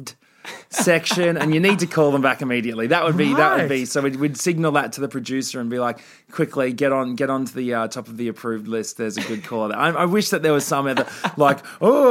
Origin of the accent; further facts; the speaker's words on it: Australia; my years growing up in Australia